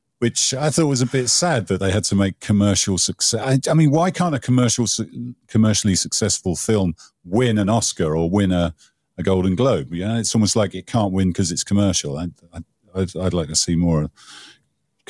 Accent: United Kingdom; as a Brit

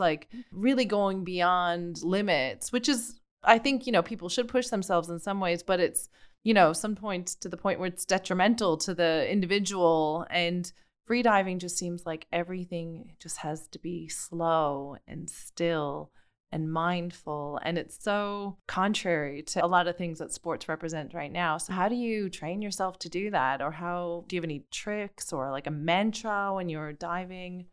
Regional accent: Canada; where I'm from, you know, in the, an island in the North Atlantic

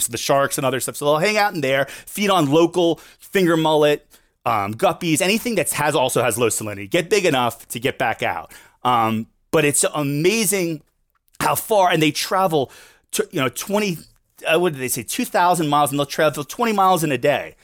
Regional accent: Fort Lauderdale, Florida, United States; Born and raised here in my, uh, South Florida, Fort Lauderdale

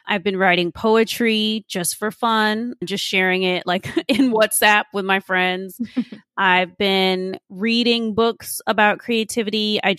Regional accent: Austin, Texas, United States; I grew up in Austin, Texas, in a low income, high crime, primarily Mexican American neighborhood.

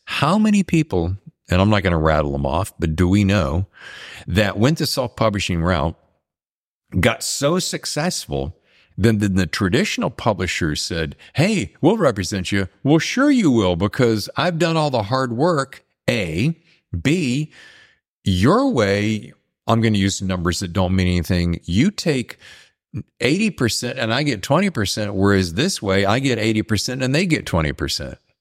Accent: United States; I grew up in the South and the East

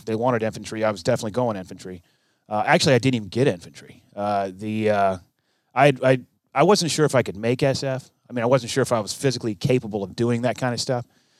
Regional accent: Okinawa, Japan; born there; I was born in Okinawa. Back then it was Camp Buckner. Now it's Buckner Hospital or something.

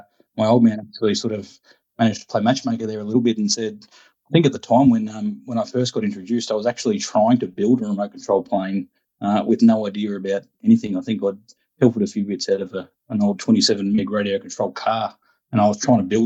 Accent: Sale, Victoria, Australia; moved away as an adult; also born or lived in Ararat, Victoria; now in Port Macquarie, Australia; I grew up in Sale

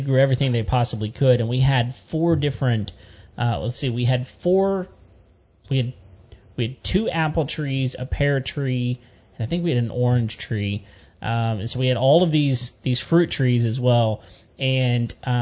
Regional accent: Central Texas, United States; I grew up, I was born in Central Texas

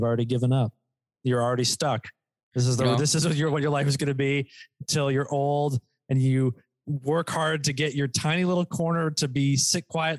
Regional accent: Poughkeepsie, New York, United States; born there; Like I was born in fucking like

